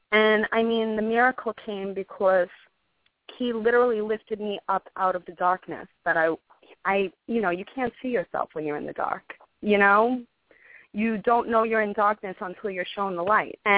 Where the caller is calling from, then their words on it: New York City, New York, United States; I'm calling from Staten Island